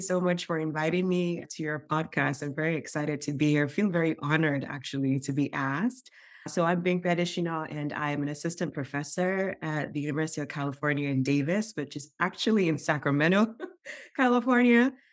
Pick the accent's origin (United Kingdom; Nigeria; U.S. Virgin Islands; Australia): Nigeria; moved away; I grew up in Nigeria